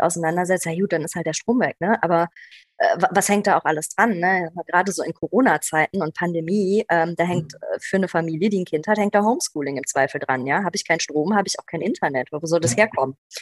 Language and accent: German; Aachen-Düren area, North Rhine-Westphalia, Germany; bin auch hier in der Ecke aufgewachsen, also nicht hier in der Stadt, aber tatsächlich hier im, im, im Aachen-Dürener Raum